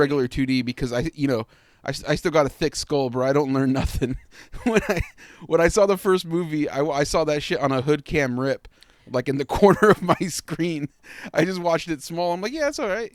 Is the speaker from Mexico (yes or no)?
yes; Mexico; I'm from Mexico